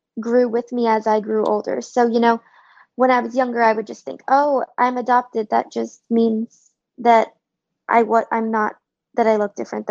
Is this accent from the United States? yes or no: yes; New York City, New York, United States; also born or lived in Shaanxi, China; I grew up in Brooklyn, New York